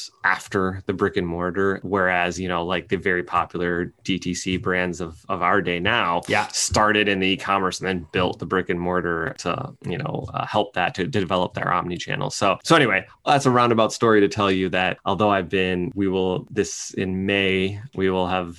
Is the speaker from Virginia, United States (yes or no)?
no; East Lansing, Michigan, United States; also born or lived in West Lafayette, Indiana / Ann Arbor, Michigan / Berkeley, California; Raised in right outside of East Lansing, Michigan, where Michigan State University is